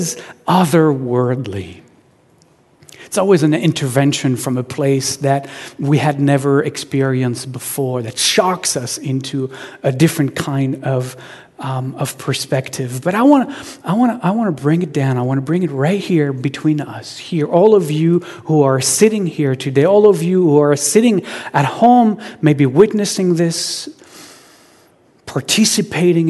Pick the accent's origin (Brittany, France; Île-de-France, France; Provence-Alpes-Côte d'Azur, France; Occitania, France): Provence-Alpes-Côte d'Azur, France; Marseille; now in Seattle, United States; I was born in Marseille, which is a city on the southern coast of France.